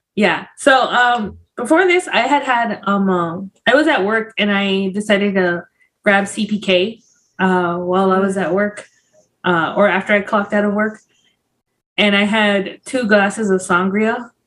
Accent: Los Angeles, California, United States; also born or lived in Puebla, Mexico; I grew up in South Central

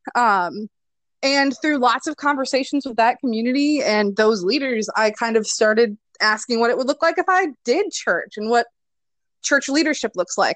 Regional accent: Nebraska, United States; moved away as an adult; also born or lived in Michigan; now in Louisville, United States; I am originally from Nebraska, but went to school in Michigan and then ran away from Nebraska and then went back to Nebraska

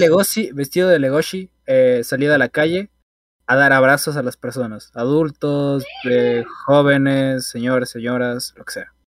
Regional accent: Ecuador; el cincuenta, cuarenta por ciento de los ecuatorianos hacemos eso

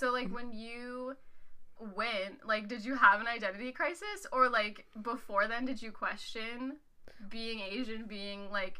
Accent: Nova Scotia, Canada; I'm from Nova Scotia, yeah. Canada.

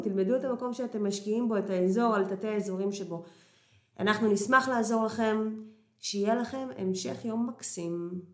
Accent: Haifa, Haifa District, Israel; moved away as an adult; also born or lived in Kiryat Motzkin / Tel Aviv / Ramot HaShavim; now in Portugal; אני נולדתי וגדלתי בקריית חי-, נולדתי במוצקין וגדלתי בקריית חיים

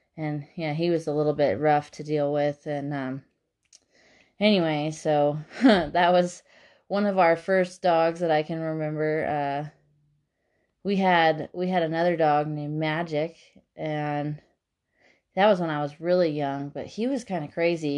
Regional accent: Lake Arrowhead, California, United States; also born or lived in Paso Robles, California / Redlands, California; I'm from the San Bernardino Mountains here in California, a little town called Lake Arrowhead, and I am twenty-seven years old

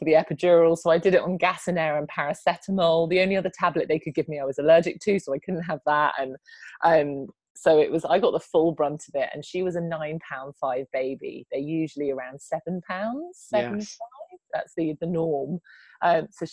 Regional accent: United Kingdom; I'm British

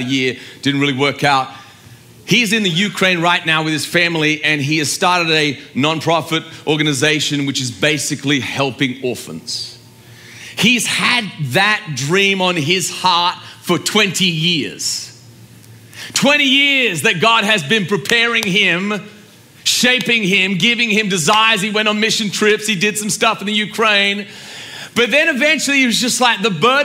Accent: Australia; I'm from Australia

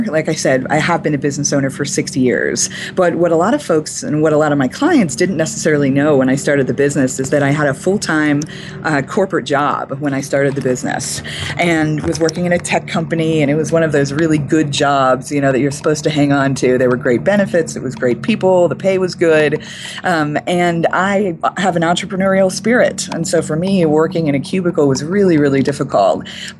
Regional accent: Boulder, Colorado, United States; I'm from Boulder. We do that kind of talk a lot.

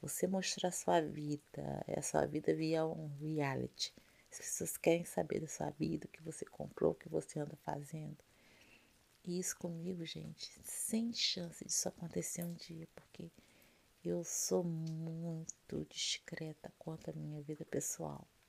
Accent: Rio de Janeiro, Brazil; now in Rio de Janeiro state, Brazil; eu sou carioca, carioca da Gema, tá? Nasci no Rio de Janeiro em 1972

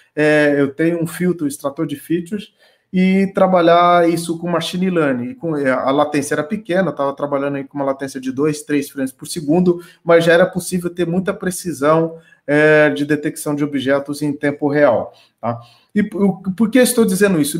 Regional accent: Brazil; eu tenho orgulho como brasileiro

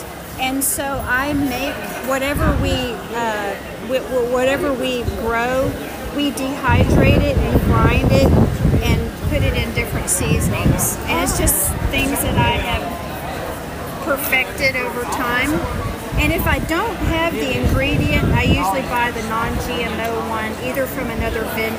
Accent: Louisiana, United States; I'm Cajun, and my grandma taught me how to do jellies and jams.

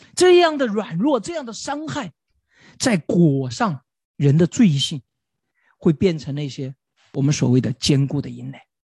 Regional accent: China; 对于我们中国人来说稍微有一点挑战

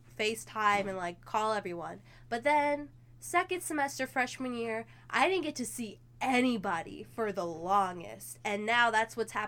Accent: Fort Worth, Texas, United States; moved away as an adult; I'm from Texas

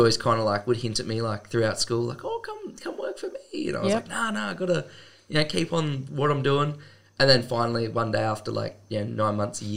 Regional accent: Canberra, Australian Capital Territory, Australia; I grew up in Campbell, still there. Went to school at Tuggeranong

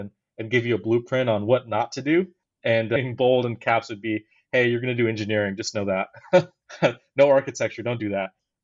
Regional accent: Houston, Texas, United States; I grew up in Houston, and I went to an inner city high school called Hastings High School.

